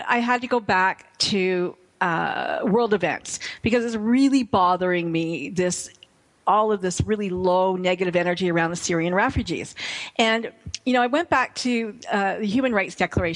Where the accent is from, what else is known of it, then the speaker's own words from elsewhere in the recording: Canada; as a Canadian